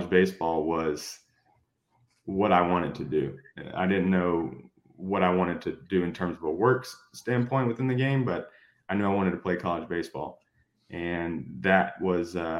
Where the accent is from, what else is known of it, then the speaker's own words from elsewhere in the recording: Greensboro, North Carolina, United States; moved away as an adult; also born or lived in Shelby, North Carolina; now in Houston, United States; I was born in Shelby, North Carolina. I lived there until I was 8 years old. My family moved to Greensboro, North Carolina at that time. So for, fifth grade through high school, I lived in Greensboro